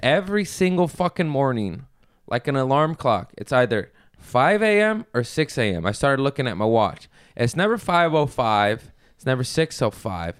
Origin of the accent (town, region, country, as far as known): Los Angeles, California, United States